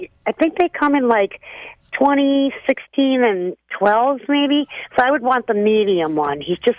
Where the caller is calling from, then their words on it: Howard Lake, Minnesota, United States; I live in Howard Lake.